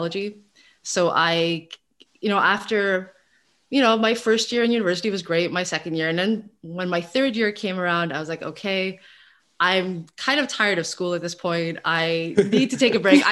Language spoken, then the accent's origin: English; Montreal, Quebec, Canada; I'm originally from Montreal, so I went through the Seja system and I did all my schooling in Montreal